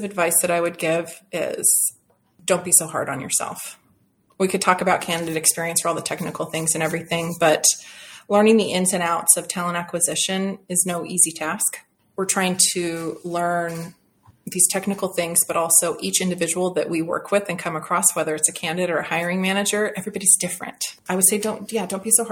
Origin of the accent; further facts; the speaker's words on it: Seattle, Washington, United States; I grew up in Seattle